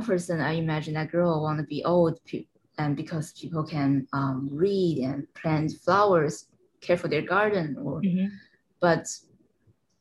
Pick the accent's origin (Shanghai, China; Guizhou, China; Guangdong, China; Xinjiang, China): Guangdong, China; Shenzhen; moved away as an adult; now in New York, United States; my hometown, Shenzhen